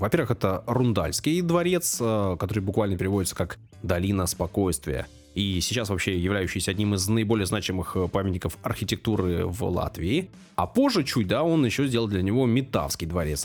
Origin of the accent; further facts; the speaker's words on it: Saint Petersburg, Russia; я не иностранец, я родился в Санкт-Петербурге, на Васильском острове